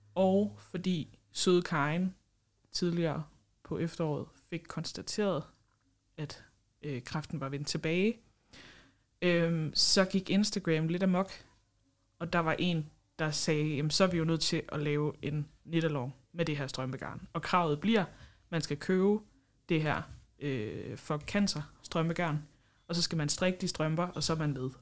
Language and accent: Danish; Esbjerg, Southern Denmark, Denmark; Jeg kommer fra Esbjerg